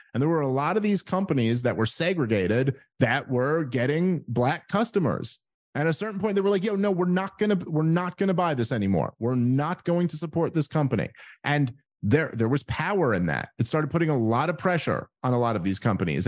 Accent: New York City, New York, United States; moved away as an adult; I'm from New York City and grew up there my entire life

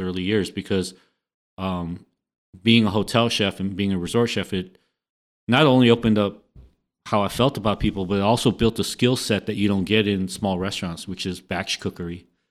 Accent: Los Angeles, California, United States; I also represent an area in Los Angeles on one hundred third Street and Grape in the Jordan Downs housing project

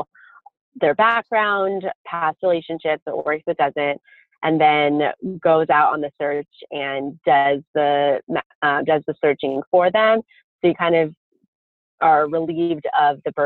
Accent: Pasadena, California, United States; Fuller Seminary, which is in my hometown, Pasadena

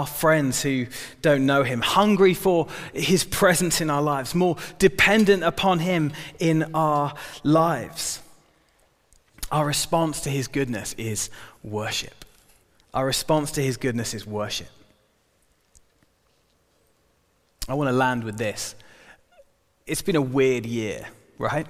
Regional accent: United Kingdom; we're British

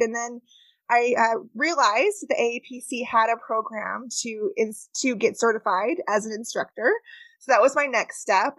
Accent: California, United States; moved away; I am from California originally, and that's where I grew up.

